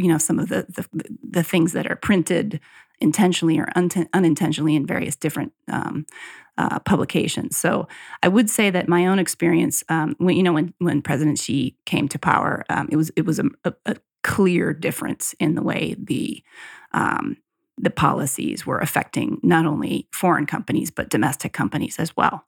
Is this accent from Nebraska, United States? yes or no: no; Cazenovia, New York, United States; my hometown in Casanova, New York, near Colgate and Cornell, that area outside of Syracuse